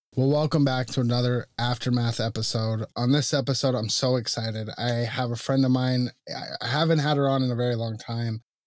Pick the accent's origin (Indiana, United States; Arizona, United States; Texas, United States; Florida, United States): Arizona, United States; Tucson; I was born and raised in Tucson